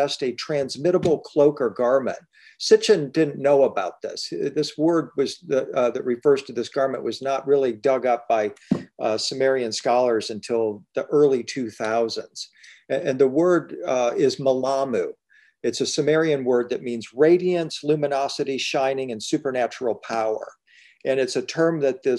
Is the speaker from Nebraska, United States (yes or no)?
no; Detroit, Michigan, United States; now in Nashville, United States; I grew up in Detroit, Michigan